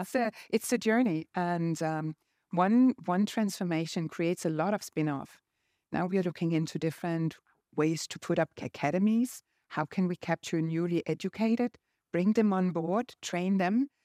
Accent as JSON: {"language": "English", "country": "Denmark", "said": "I'm from Denmark."}